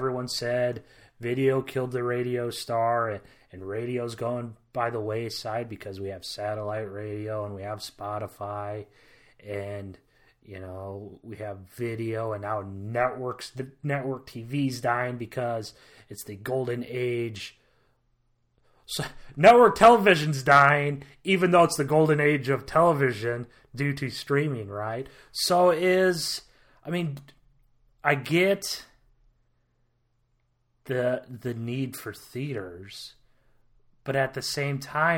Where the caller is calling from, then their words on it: Iowa, United States; I'm speaking from Iowa.